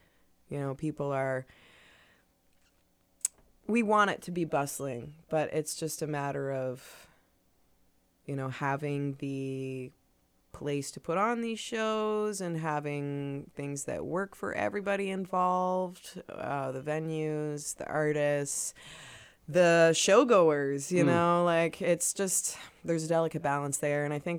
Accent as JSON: {"language": "English", "town": "Truro", "region": "Nova Scotia", "country": "Canada", "said": "I'm originally from Truro, and I'm living there now, and I commute all over the place."}